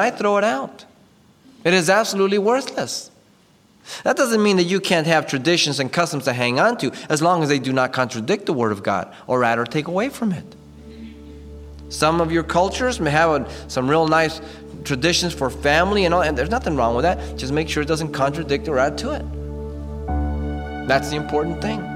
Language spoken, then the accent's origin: English; Mexico City, Mexico; I was raised a Catholic all my life, and I was born in Mexico City